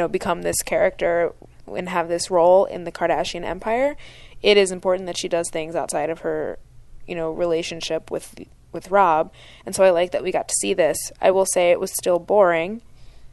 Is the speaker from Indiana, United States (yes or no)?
no; Pennsylvania, United States; I grew up in Pennsylvania, and so a lot of people that I went to high school with went to Penn State